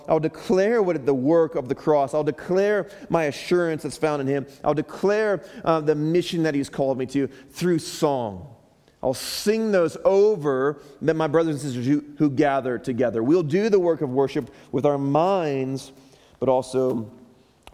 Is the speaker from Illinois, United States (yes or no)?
yes; Chicago, Illinois, United States; moved away; back in Chicago where I'm from